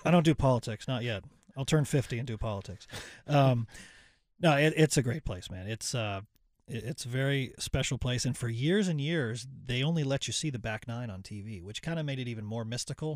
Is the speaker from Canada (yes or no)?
yes; Ottawa, Ontario, Canada; now in North Carolina, United States; I grew up in Ottawa.